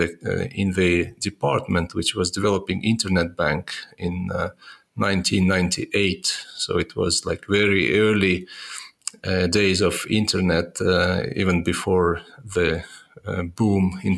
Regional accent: Estonia; I was born in uh, Soviet Union. Uh, it's uh, in Estonia, which was part of the Soviet Union

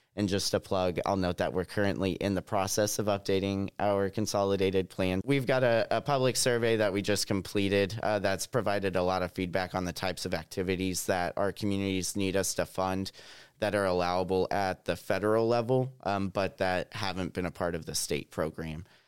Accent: Southwest Missouri, United States; I'm a Missouri native. I grew up in Southwest Missouri

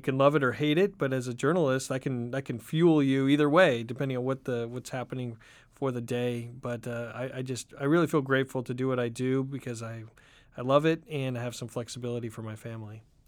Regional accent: Oregon, United States; moved away; also born or lived in Southern California / Washington, D.C.; I grew up in Oregon

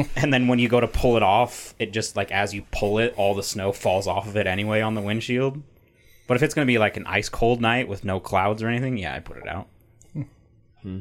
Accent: Utah, United States; I'm from Utah

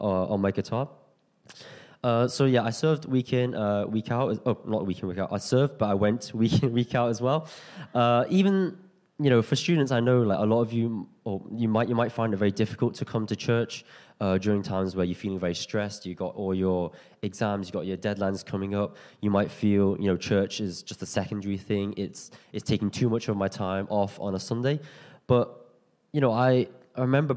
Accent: Liverpool, North West England, United Kingdom; moved away as an adult; now in London, United Kingdom; I'm from Liverpool. I've been at ex-London for 5 years now

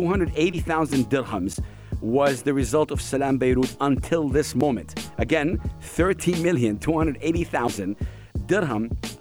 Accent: Saudi Arabia; I'm from Saudi Arabia and I've been a fan of the United Arab Emirates for a long, long time.

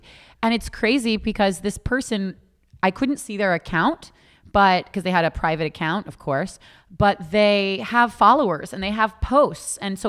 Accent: Boca Raton, Florida, United States; I grew up in Boca Raton.

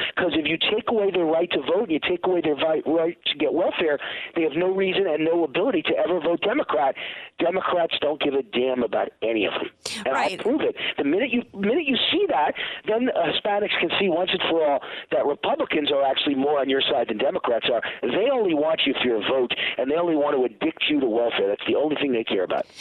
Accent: Mount Vernon, New York, United States; I'm from New York. I'm from the streets of New York

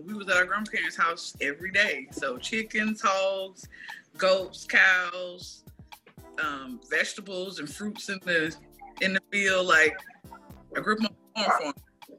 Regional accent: Alabama, United States; moved away as an adult; Born and raised. I was in Alabama for 23 years

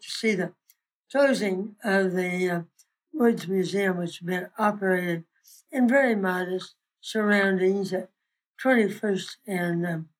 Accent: Lincoln, Nebraska, United States; I was born in Lincoln, 1930, start of the recession.

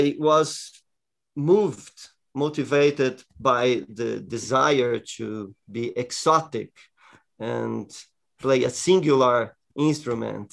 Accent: Jundiaí, São Paulo, Brazil; I joined a children orchestra in the music school in my hometown, Jundiaí, close to São Paulo

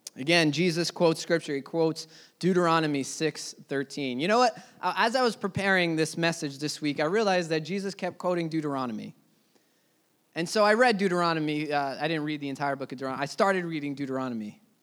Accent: United States; as an American church

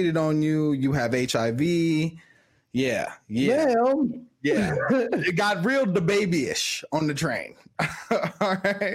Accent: Chicago, Illinois, United States; I'm from Chicago.

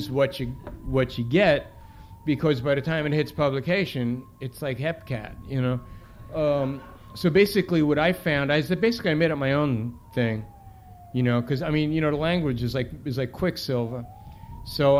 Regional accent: New York City, New York, United States; I grew up in the Bronx

